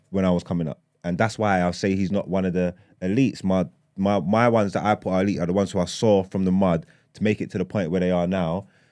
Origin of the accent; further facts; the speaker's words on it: London, United Kingdom; I grew up in East London